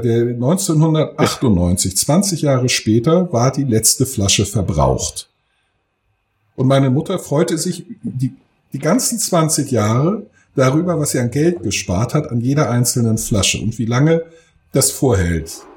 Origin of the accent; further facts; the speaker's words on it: Friedberg, Germany; ich bin ja in Friedberg zur Schule gegangen.